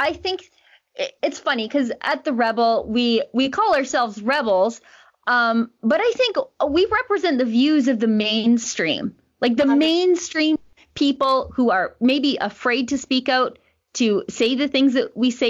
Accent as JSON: {"language": "English", "region": "Western Canada", "country": "Canada", "said": "you're a Westerner, I'm a Westerner"}